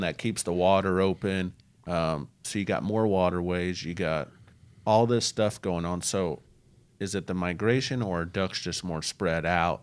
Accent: Davenport, Iowa, United States; I was born in Davenport

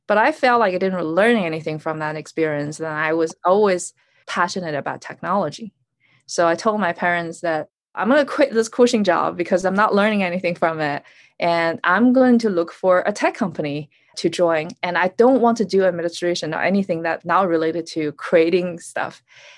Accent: North China, China; also born or lived in Beijing; I was born in Beijing, and at the age of two, I started travel with my parents, different cities in North China.

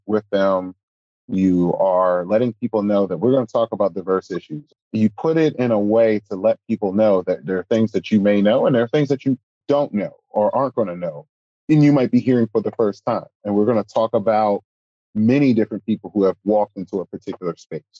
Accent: Philadelphia, Pennsylvania, United States; me growing up in Philadelphia

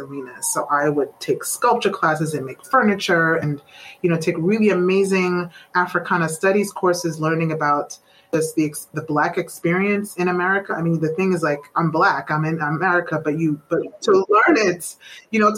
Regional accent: New York City, New York, United States; I was born and raised in Brooklyn, New York

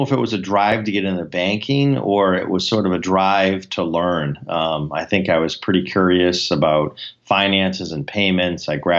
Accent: New England, United States; I mean, obviously, we are from New England, and a lot of us are Patriots fans

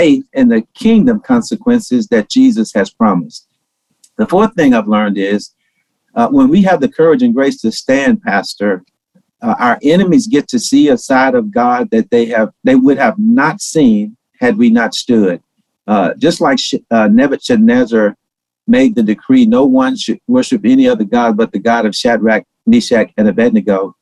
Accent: Shreveport, Louisiana, United States; moved away; also born or lived in Atlanta; when I was a little bitty boy growing up in Shreveport, Louisiana

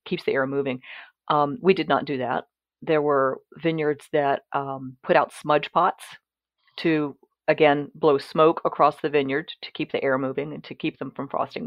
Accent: Mississippi, United States; moved away as an adult; now in Virginia, United States; I'm originally from Mississippi

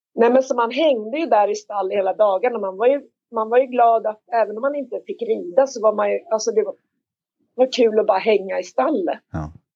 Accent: Märsta, Stockholm County, Sweden; jag är uppväxt i Märsta, jag är ensam barn

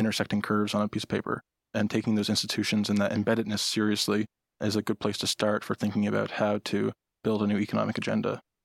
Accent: Nova Scotia, Canada; moved away

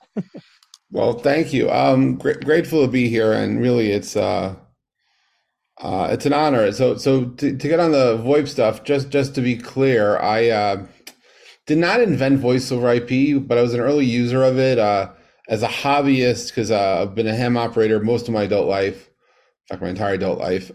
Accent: New York, United States; growing up in New York

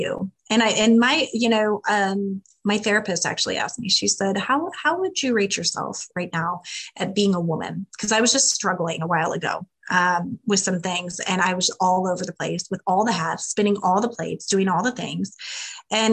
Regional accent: Midwest, United States; I'm from the Midwest. I'm a farm girl

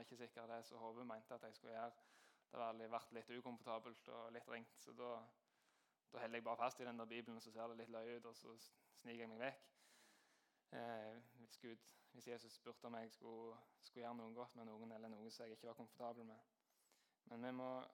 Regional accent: Jæren, Rogaland, Norway

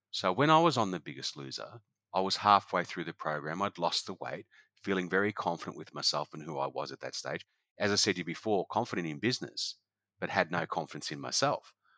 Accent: Noosa, Queensland, Australia; It's my hometown

